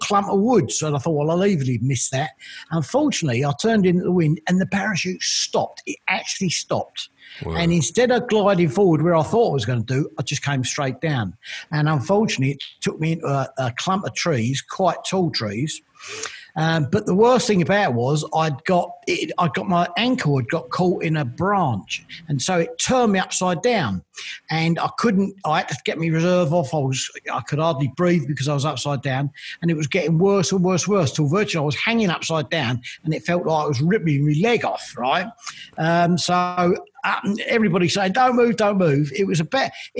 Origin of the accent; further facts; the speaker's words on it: London, United Kingdom; moved away as an adult; also born or lived in North Suffolk; now in Suffolk, United Kingdom; I'm from good old Canning Town and brought up there